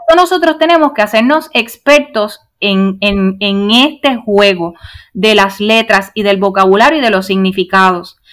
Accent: Puerto Rico; soy miembro fundador de un reciente partido político en nuestro país, Puerto Rico

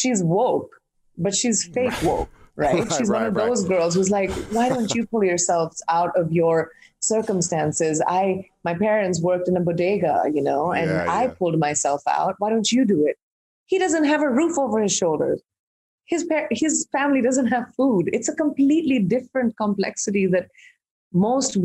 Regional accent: India; I'm an Indian who's grown up in India

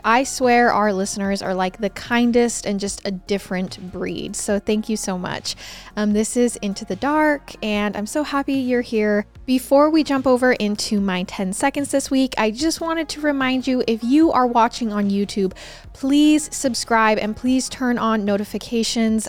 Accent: Idaho, United States; I'm from Idaho

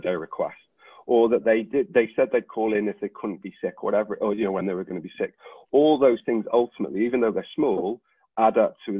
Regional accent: Wales, United Kingdom; I'm Welsh

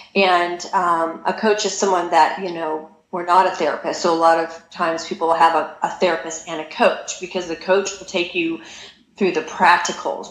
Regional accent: California, United States; I'm from California

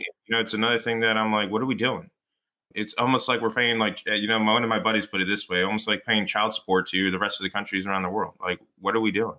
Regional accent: Fullerton, California, United States; moved away as an adult; now in New Jersey, United States; I come from Fullerton, uh, California

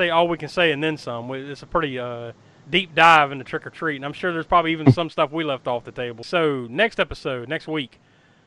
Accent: the Carolinas, United States; growing up in the Carolinas

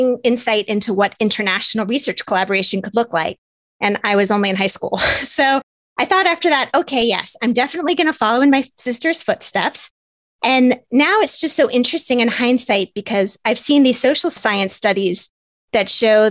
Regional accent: Atlanta, Georgia, United States; moved away; I grew up in Atlanta, Georgia

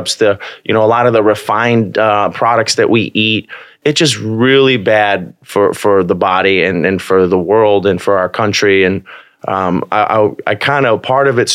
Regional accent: Bolingbrook, Illinois, United States; I grew up in Bolingbrook

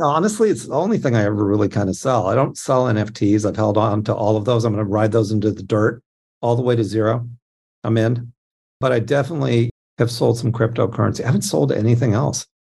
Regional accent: Anaheim, California, United States; I grew up in Anaheim

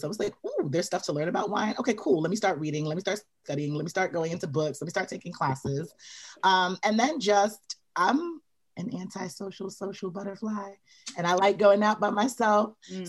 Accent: New York, United States; also born or lived in Belize; I'm from New York. Well, I'm from Belize, but I grew up in New York. I went to college in New York.

